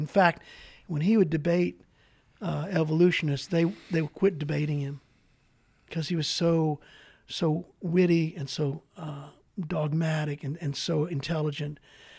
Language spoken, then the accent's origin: English; Baton Rouge, Louisiana, United States; moved away; I'm from Baton Rouge, Louisiana.